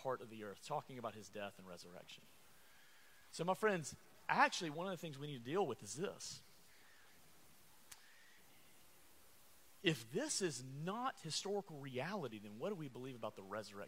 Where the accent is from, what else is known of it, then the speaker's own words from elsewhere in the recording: Alabama, United States; I am from Alabama